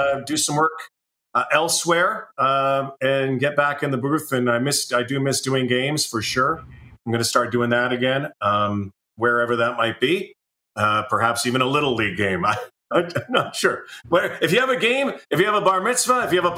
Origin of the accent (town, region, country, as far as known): Winnipeg, Manitoba, Canada; born or raised there; moved away